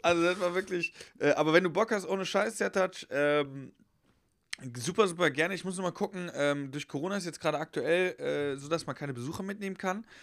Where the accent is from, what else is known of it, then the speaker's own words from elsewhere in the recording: Westerwald, Rhineland-Palatinate, Germany; also born or lived in Heidelberg; now in Cologne, Germany; ich wohne ja in Köln mittlerweile, also schon länger. Ja. Und ja. ich habe ja auch in Heidelberg gewohnt und ich komme ursprünglich aus dem Westerwald